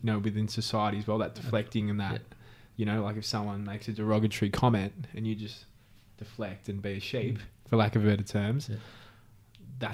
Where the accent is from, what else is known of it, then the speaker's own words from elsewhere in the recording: Philippines; I'm Filipino.